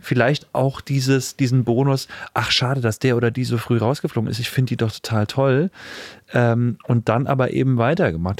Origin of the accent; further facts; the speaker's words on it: Weimar, Thuringia, Germany; ich bin in Weimar aufgewachsen